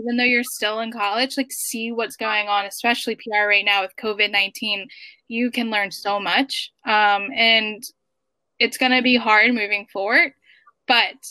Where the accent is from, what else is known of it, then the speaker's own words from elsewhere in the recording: Baltimore, Maryland, United States; moved away as an adult; now in New York, United States; I grew up in Baltimore City